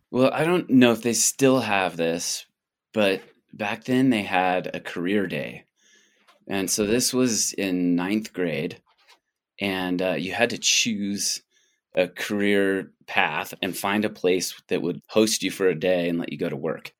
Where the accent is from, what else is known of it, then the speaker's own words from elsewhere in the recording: Boulder, Colorado, United States; also born or lived in Canada; now in Banff, Canada; I was born in Boulder.